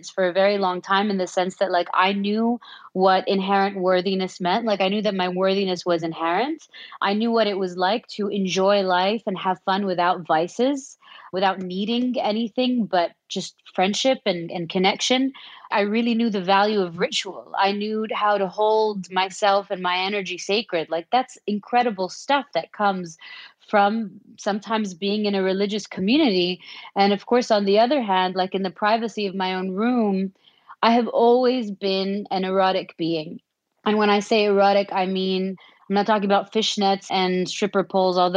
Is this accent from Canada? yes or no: no; Saudi Arabia; I was born and raised in Saudi Arabia